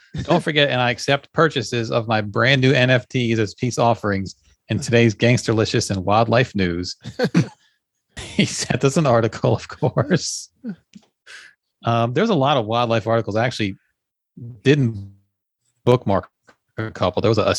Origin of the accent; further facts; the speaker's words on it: Jamaica; now in Japan; I'm Jamaican.